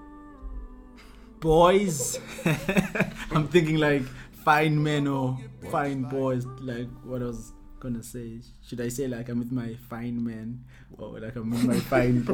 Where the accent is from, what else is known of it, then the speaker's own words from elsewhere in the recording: Ladysmith, KwaZulu-Natal, South Africa; I'm from Peacetown, Lady Smith